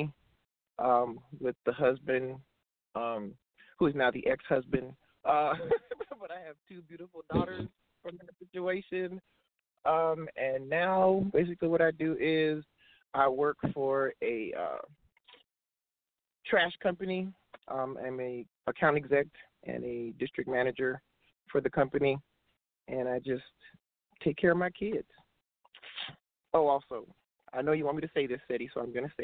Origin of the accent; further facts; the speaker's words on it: Toronto, Ontario, Canada; moved away as an adult; also born or lived in Charlotte, North Carolina / China / Milan, Italy; now in Houston, United States; Born and raised in Toronto, Canada.